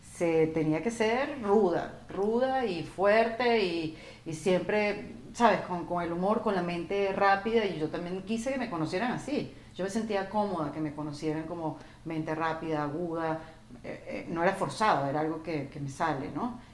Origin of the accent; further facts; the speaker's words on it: Venezuela; como venezolano